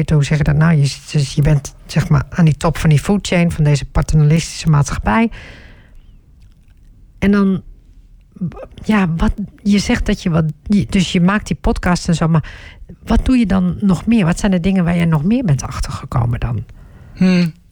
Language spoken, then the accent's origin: Dutch; Turkey; ik, ik ben Turks hè.